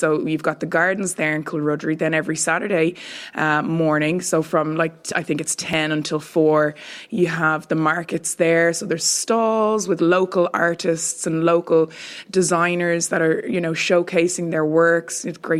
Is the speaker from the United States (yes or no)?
no; Bray, Leinster, Ireland; a beautiful community in Bray. Like, when I think of Wicklow, obviously I'm going to have to big up my hometown.